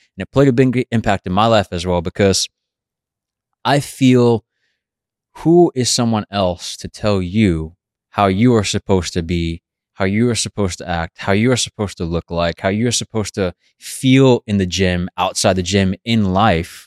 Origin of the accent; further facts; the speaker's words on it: New York City, New York, United States; growing up in Brooklyn.